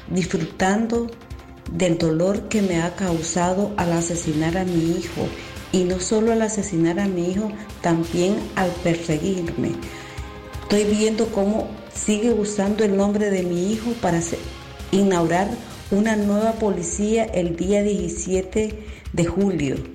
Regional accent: Nicaragua; moved away as an adult; mi país, que huimos porque somos perseguidos por querer levantar la voz para exigir una nueva Nicaragua

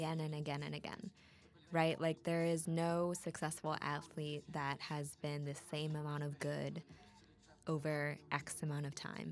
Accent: Wisconsin, United States; accent: Wisco; my Wisco accent

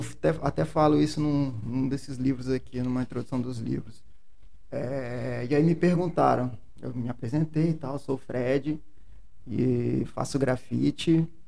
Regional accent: Serra, Espírito Santo, Brazil; Serra Dourada, onde eu cresci, onde eu cheguei com um ano de idade

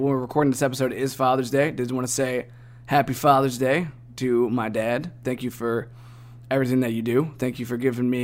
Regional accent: Cleveland, Ohio, United States; born or raised there; moved away

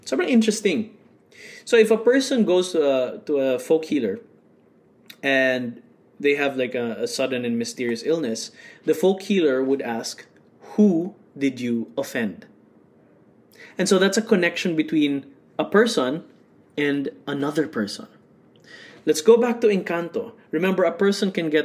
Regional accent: Bacolod, Western Visayas, Philippines; I was born in Bacolod City

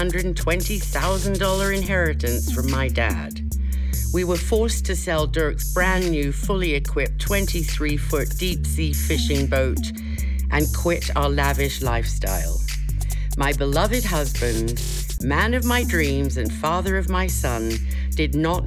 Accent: Kenya; moved away; growing up in Kenya

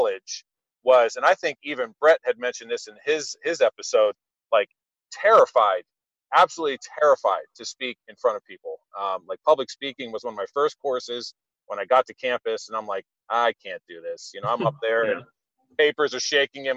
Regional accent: New Castle, Pennsylvania, United States; I grew up in Newcastle, PA, so not far from Youngstown, Ohio

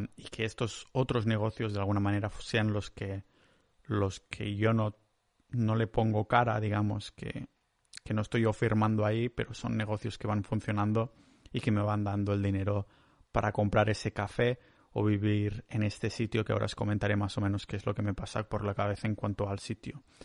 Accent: Catalonia, Spain; soy catalán

